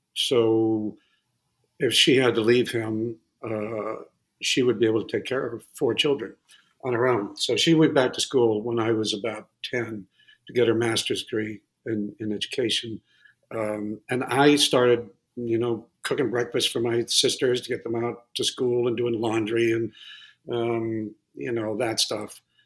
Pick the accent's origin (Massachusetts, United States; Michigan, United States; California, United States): Massachusetts, United States; also born or lived in Connecticut; I grew up in uh, Massachusetts mostly. I, a little bit, a little bit in Connecticut.